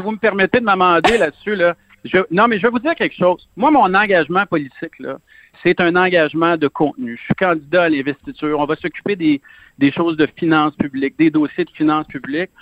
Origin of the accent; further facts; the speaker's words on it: Lebel-sur-Quévillon, Quebec, Canada; also born or lived in Saguenay-Lac-Saint-Jean / Montérégie; je viens de Saguenay-Lac-Saint-Jean. J'ai grandi dans le nord du Québec et à lebel sur quivion et par la suite, on a, euh, la famille, on a acheté une, ferme en Montérégie